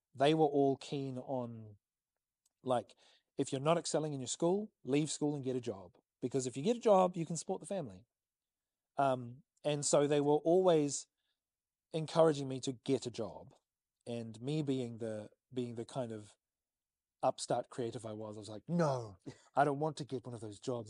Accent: New Zealand; as a New Zealander

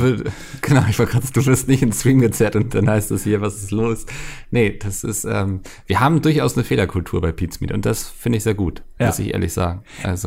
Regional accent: Northern Germany, Germany; ich bin ja Norddeutscher

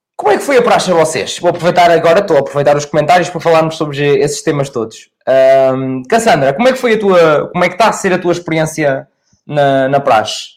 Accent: Oliveira de Azeméis, Aveiro District, Portugal; Eu sou da Oliveira das Meias

